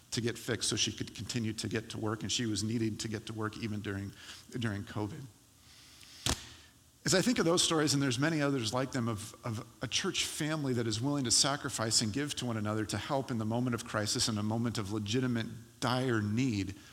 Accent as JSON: {"language": "English", "region": "California", "country": "United States", "lives_now": "Portland, United States", "said": "I do not consider myself eligible to be teased or made fun of as a Californian any longer. I'm a Portland, I'm an Oregonian."}